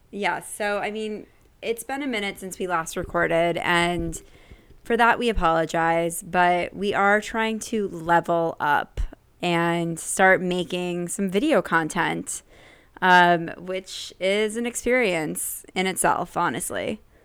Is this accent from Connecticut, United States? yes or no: yes; Connecticut, United States; being from Connecticut